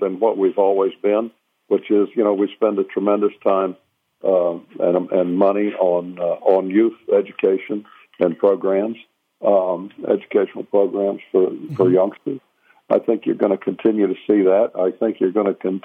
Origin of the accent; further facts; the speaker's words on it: the South, United States; I'm from the South, and I'm real proud of my heritage.